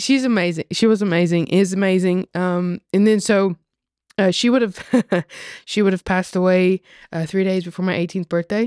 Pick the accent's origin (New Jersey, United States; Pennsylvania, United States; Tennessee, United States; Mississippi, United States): Tennessee, United States; accent: Southern; very much born and raised Tennessee